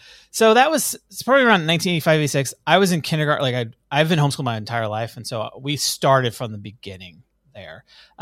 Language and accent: English; Fort Worth, Texas, United States; also born or lived in Tulsa, Oklahoma / Oklahoma City, Oklahoma; So my parents moved to Fort Worth, Texas in 1985. And prior to that, my dad was a youth pastor and I was born in Fort Worth